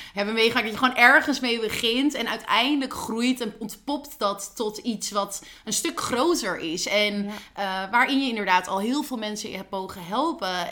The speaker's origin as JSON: {"language": "Dutch", "country": "Netherlands"}